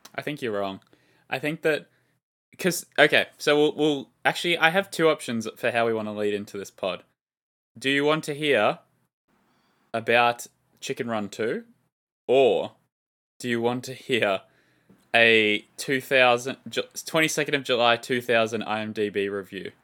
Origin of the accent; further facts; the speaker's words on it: Australia; as an Australian